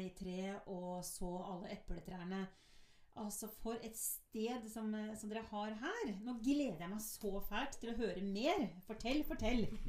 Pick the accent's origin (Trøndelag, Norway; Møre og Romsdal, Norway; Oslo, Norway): Oslo, Norway; jeg er jo født og oppvokst i Oslo